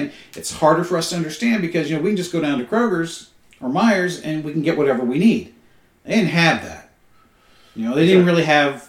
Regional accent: United States; as an American

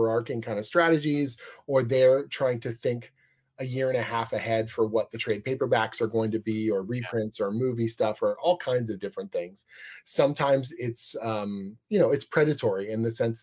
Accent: Canada; I'm Canadian

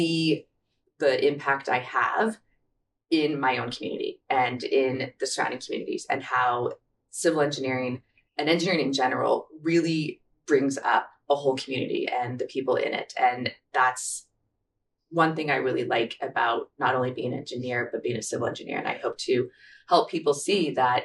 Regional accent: Kansas City, Missouri, United States; moved away as an adult; also born or lived in Alaska; now in Anchorage, United States; I grew up in Kansas City, the Missouri side

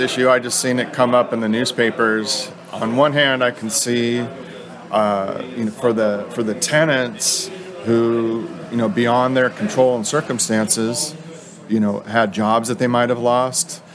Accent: Novato, California, United States; I am from Novato, California

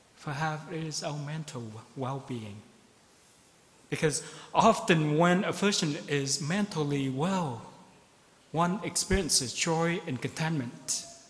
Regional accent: Ho Chi Minh City, Vietnam; now in Beaverton, United States; I am from Saigon

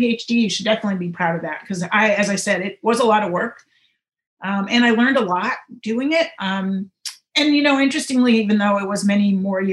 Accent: St. Louis, Missouri, United States; moved away; I am a Midwesterner. I grew up in St. Louis, Missouri, most of my childhood, not all of it, but most of it

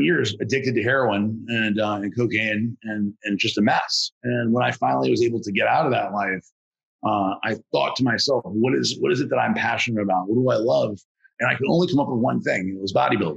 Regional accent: New Orleans, Louisiana, United States; I'm from New Orleans, Louisiana

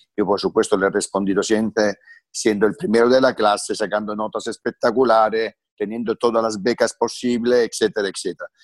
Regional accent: Francavilla Fontana, Apulia, Italy; Spanish is a second language; moved away as an adult; now in Spain; yo vengo de una familia muy, muy, muy humilde, analfabeta del sur de Italia, de campesinos. Eh, nazco ahí

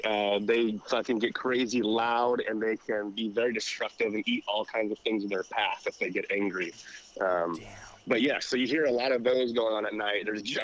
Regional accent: California, United States; moved away; I'm from California

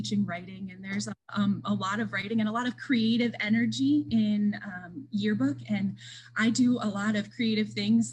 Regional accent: Jersey Shore, Pennsylvania, United States; moved away as an adult; also born or lived in Houghton, New York; now in Towanda, United States; I'm originally from Jersey Shore, Pennsylvania, outside of Williamsport. I grew up there

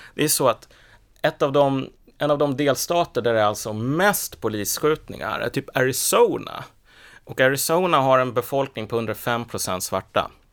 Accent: Sweden; jag är ju född i Sverige för det första, jag har bott här hela livet

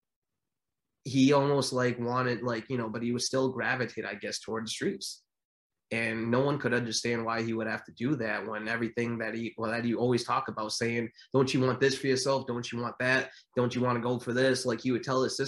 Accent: New Bedford, Massachusetts, United States; Where I grew up in New Bedford, Massachusetts

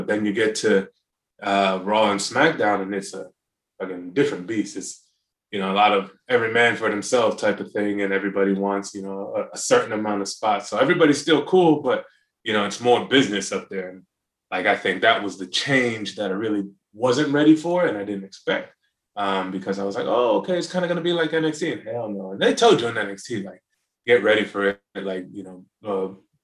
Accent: North Carolina, United States; growing up in North Carolina

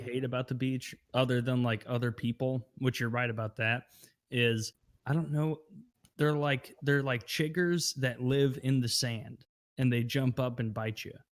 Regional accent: Midwest, United States; I grew up in the Midwest.

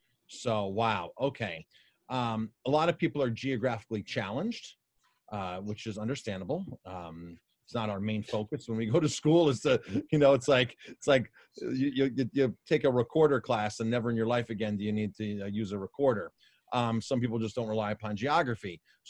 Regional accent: Colorado, United States; moved away; Growing up in Colorado, I had lots and lots of Filipino friends.

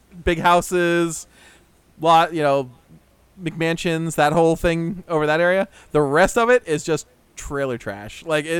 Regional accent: Port Orange, Florida, United States; I grew up in Port Orange.

